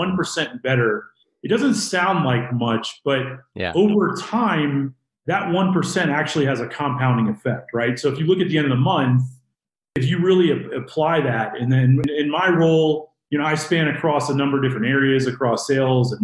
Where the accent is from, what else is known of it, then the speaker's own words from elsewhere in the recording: Virginia, United States; now in Denver, United States; I'm from Denver, Colorado, originally from the East Coast in Virginia